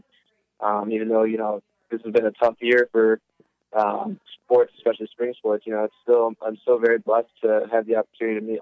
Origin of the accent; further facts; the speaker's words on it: Illinois, United States; moved away as an adult; also born or lived in Woodstock, Illinois / Dubuque, Iowa; now in Sun Prairie, United States; I'm originally from Illinois